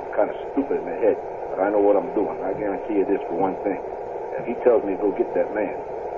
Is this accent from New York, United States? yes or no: yes; New York City, New York, United States; I'm from New York. I'm from the tough side of New York. I'm from Hell's Kitchen. I was born and raised there, my brothers and myself. And I fought in the streets all my life.